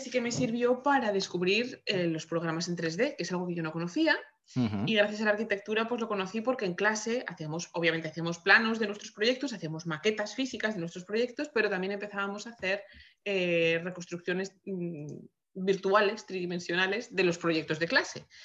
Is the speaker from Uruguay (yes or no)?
no; Madrid, Community of Madrid, Spain; moved away as an adult; now in Vancouver, Canada; Soy, soy madrileña de nacimiento, estoy ahora mismo afincada en Vancouver. Eh, donde vivo y trabajo.